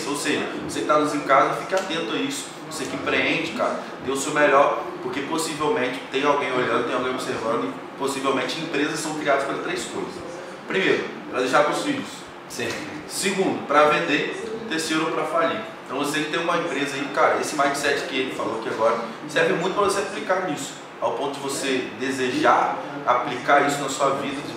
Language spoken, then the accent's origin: Portuguese; Campos dos Goytacazes, Rio de Janeiro, Brazil; moved away as an adult; saí da minha cidade natal, a qual eu quero deixar um abraço aqui pro pessoal de Campos.